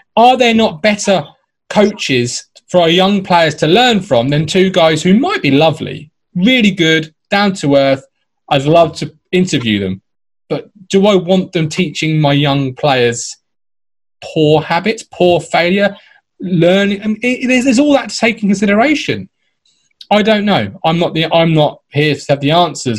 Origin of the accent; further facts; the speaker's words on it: Ipswich, East of England, United Kingdom; I grew up in Ipswich